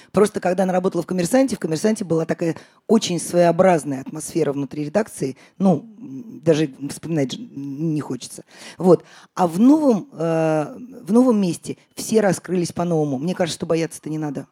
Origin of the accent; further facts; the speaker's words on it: Russia; also born or lived in Riga; я из России